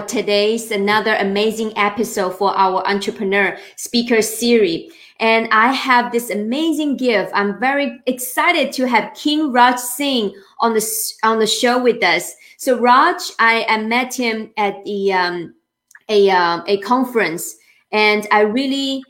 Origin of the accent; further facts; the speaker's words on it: China; moved away; I'm from China